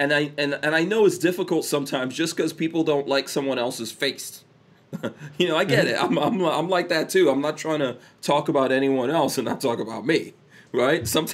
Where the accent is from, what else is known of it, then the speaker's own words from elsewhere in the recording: New York, United States; I'm a New Yorker